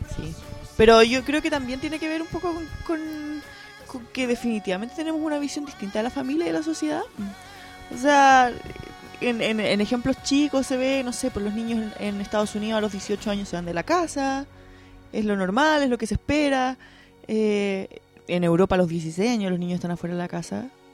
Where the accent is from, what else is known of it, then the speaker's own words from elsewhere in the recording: Chile; nosotros como chilenos nos sentimos tan poco latinos